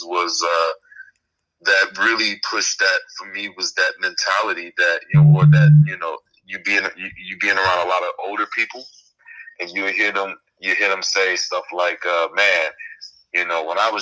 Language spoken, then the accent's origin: English; Chicago, Illinois, United States; moved away as an adult; now in California, United States; I'm from Chicago, south side of Chicago. Born and raised, pretty much